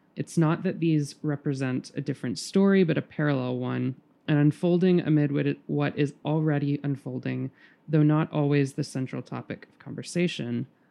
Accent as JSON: {"language": "English", "town": "Birmingham", "region": "Alabama", "country": "United States", "also_born_or_lived": "New York", "moved": "yes", "said": "I'm from Birmingham, Alabama"}